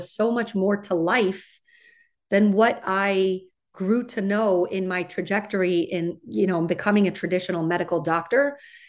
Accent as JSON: {"language": "English", "region": "West Coast", "country": "United States", "tie": "born or raised there", "said": "So I grew up in on the West Coast. I went to undergraduate at UCLA."}